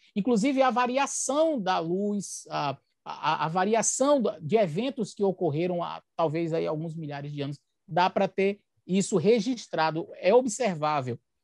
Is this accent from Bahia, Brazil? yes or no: yes; Bahia, Brazil; moved away as an adult; also born or lived in Aracaju, Sergipe; now in São Luís, Brazil; sou baiano, nasci no estado da Bahia, fui pastor ali por nove anos, depois fui para Aracaju, na capital sergipana, fiquei ali por dois anos e agora estou em São Luís, no Maranhão